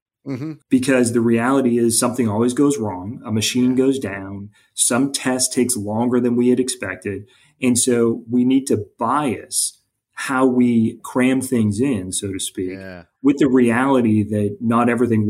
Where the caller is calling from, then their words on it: Kennesaw, Georgia, United States; we have our hub of our global R&D network in a suburb, Kennesaw, and that's where I'm calling in from.